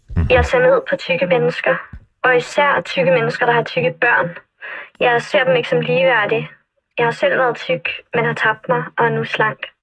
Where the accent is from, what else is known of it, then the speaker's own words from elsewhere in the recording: North Zealand, Capital Region of Denmark, Denmark; jeg er opvokset oppe i Nordsjælland